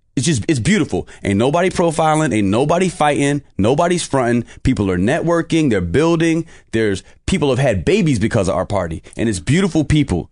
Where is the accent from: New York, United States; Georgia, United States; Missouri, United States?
New York, United States; New York City; also born or lived in Poughkeepsie, New York; Spent most of my life in Brooklyn